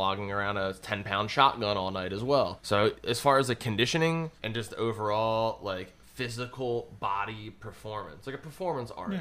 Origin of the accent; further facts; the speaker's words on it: Aston, Pennsylvania, United States; I grew up in Aston, which is like 15 minutes from the Arasafa Farms.